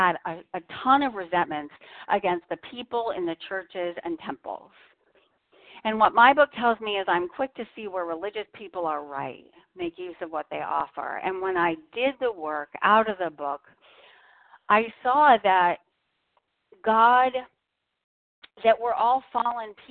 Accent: Boston, Massachusetts, United States; I'm from Boston.

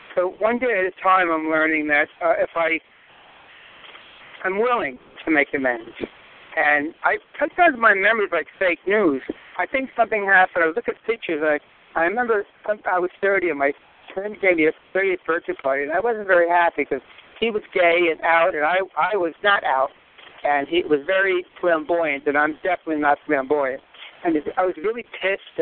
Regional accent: New York City, New York, United States; moved away as an adult; I moved away in the 80s from Queens, Rockaway Beach to the state. And when I came, before I retired, I moved back to where I was brought up

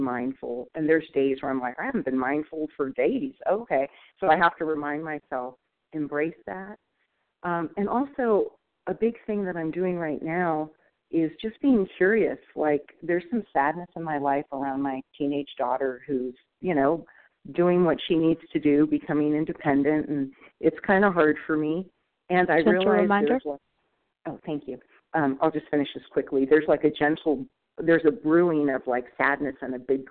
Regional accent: Northern California, United States; moved away as an adult; also born or lived in Oregon; I'm from Northern California, but now moving up to Oregon.

